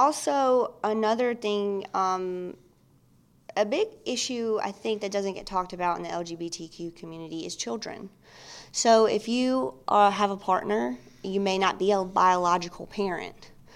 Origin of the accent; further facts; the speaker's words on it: New Albany, Mississippi, United States; moved away; I am originally from Mississippi